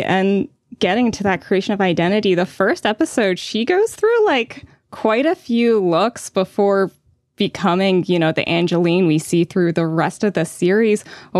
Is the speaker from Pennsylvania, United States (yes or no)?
yes; Pennsylvania, United States; I'm not from LA. I'm from Pennsylvania.